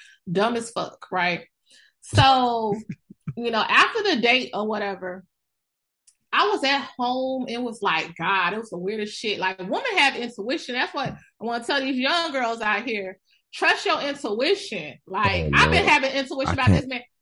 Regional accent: the South, United States; now in New York, United States; I'm from the South. I'm Southern Belle.

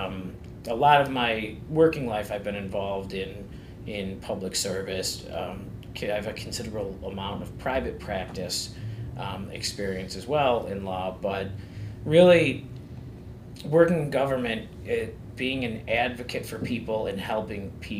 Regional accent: Buffalo, New York, United States; growing up in North Buffalo, there's always a sense of pride

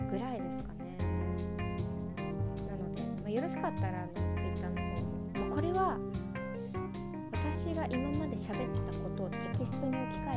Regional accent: United States; born there; とアメリカで生まれたんですけど

